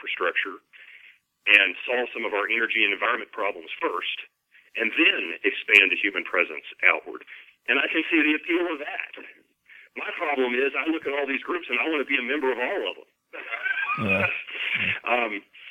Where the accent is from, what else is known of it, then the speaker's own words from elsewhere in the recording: East Kentucky, United States; I come from East Kentucky, you know, where coal is king.